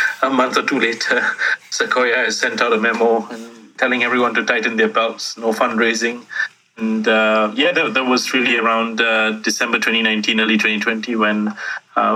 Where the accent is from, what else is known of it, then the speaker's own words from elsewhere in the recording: Singapore; I grew up in Singapore